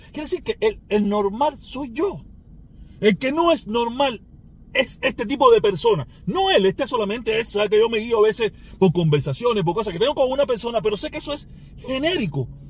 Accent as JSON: {"language": "Spanish", "country": "Cuba", "said": "Mi pueblo cubano"}